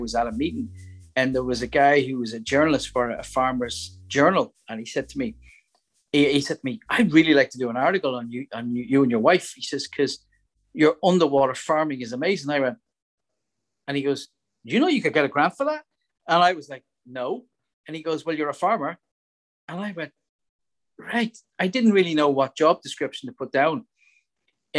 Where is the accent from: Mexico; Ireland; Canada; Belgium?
Ireland; Dublin, Leinster; now in Northern Ireland, United Kingdom; when I was growing up in Dublin